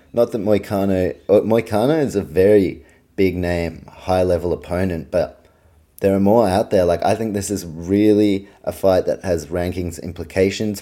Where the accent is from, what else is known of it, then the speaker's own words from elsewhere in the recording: Auckland, New Zealand; also born or lived in Australia; my hometown of Auckland, New Zealand